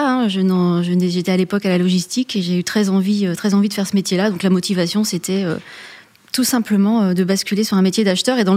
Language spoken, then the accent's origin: French; Auvergne-Rhône-Alpes, France; born there; Alors moi, je suis née en Auvergne.